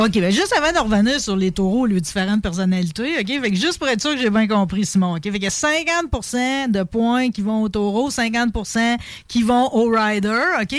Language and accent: French; Pontbriand, Quebec, Canada; je viens pareil de Pontbriand, mon père est de Robertson